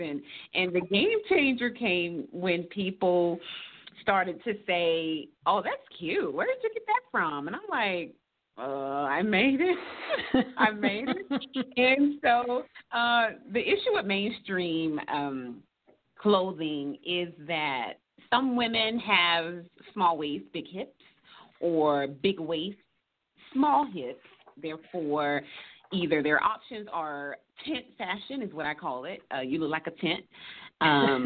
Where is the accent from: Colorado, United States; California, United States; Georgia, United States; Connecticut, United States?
Georgia, United States; Savannah; now in Atlanta, United States; I'm actually from Savannah, Georgia. We live now in Atlanta, Georgia.